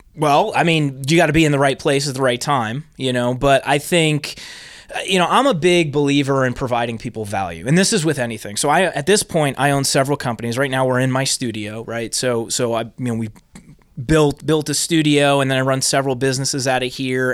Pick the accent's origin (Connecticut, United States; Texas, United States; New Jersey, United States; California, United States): New Jersey, United States; I'm originally from Jersey